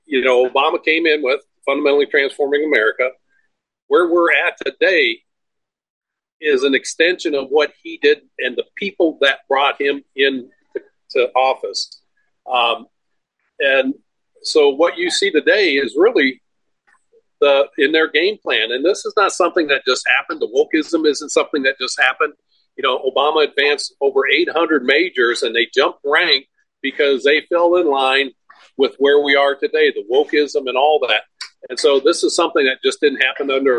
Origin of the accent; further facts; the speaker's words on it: Minnesota, United States; now in Florida, United States; I was born in Minnesota, and I know there's a reason I live in Florida